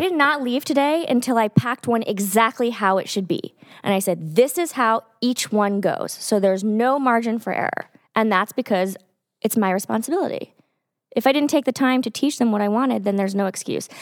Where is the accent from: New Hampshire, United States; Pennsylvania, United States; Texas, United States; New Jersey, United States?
Texas, United States; moved away; I grew up in Texas